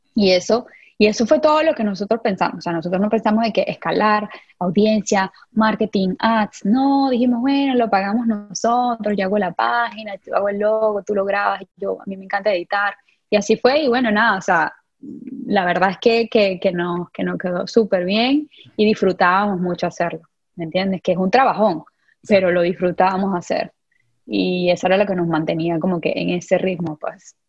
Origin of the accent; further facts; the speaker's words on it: San Juan de los Morros, Guárico, Venezuela; moved away as an adult; yo vengo de, Venezuela, de San Juan de los Morros específicamente, un pueblito, un pueblito, pero mi pueblito, llanera